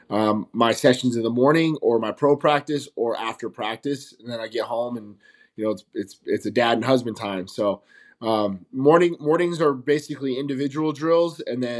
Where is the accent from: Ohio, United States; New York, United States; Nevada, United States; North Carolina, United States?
Nevada, United States; Las Vegas; I'm from Las Vegas, Nevada, born and raised